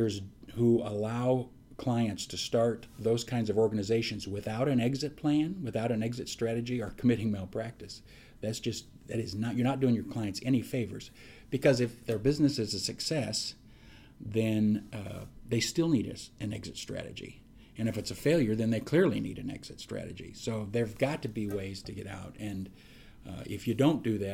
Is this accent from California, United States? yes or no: no; Des Moines, Iowa, United States; moved away as an adult; now in Omaha, United States; I grew up in Iowa, grew up in Des Moines, and went to school at Drake for undergrad